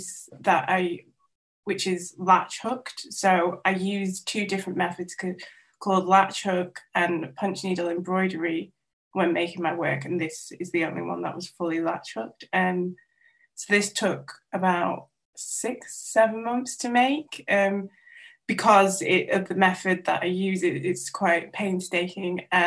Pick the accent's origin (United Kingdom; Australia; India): United Kingdom; North Wales; first language Welsh; English is a second language; I grew up in North Wales